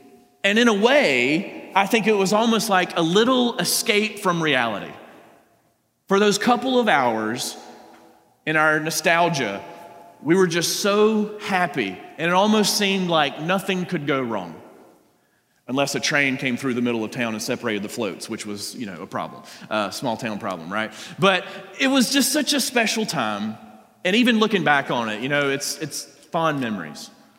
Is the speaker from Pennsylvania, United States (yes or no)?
no; South Georgia, United States; I grew up in a small town in South Georgia